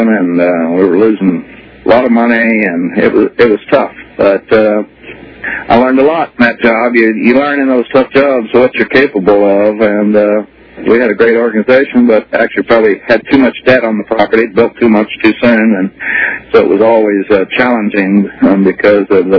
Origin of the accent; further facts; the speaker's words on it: Oklahoma, United States; moved away as an adult; I grew up in Oklahoma